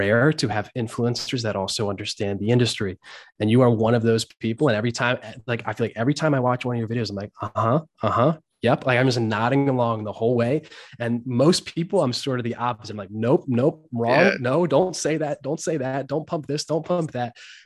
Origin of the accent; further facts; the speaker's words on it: Hershey, Pennsylvania, United States; We're both from Hershey, Pennsylvania